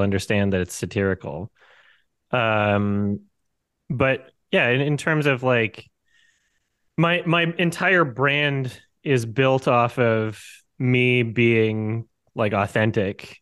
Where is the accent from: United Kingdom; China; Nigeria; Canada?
Canada; moved away as an adult; now in Georgia, United States; I am from Canada.